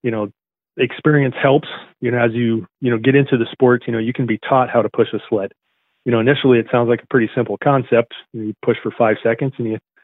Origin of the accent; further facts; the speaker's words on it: central Nebraska, United States; I grew up in central Nebraska